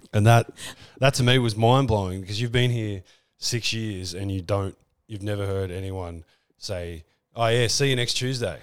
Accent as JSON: {"language": "English", "country": "Australia", "accent": "Australian", "said": "I'm leaning into my Australian accent"}